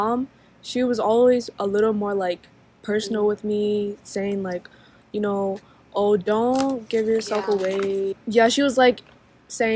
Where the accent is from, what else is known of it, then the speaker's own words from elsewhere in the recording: St. Paul, Minnesota, United States; I'm from St. Paul, Minnesota